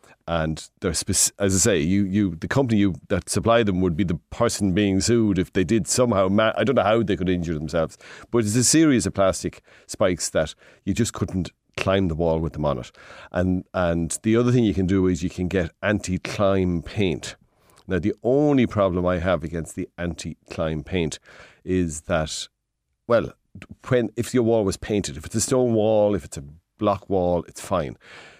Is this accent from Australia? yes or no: no; Midlands, Ireland; We come from the Midlands.